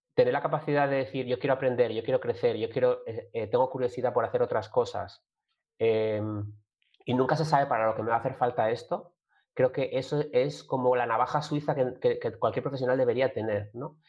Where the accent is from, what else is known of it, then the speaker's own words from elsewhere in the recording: Gijón, Asturias, Spain; yo soy de Gijón, como decían algunos, de Gijón de toda la vida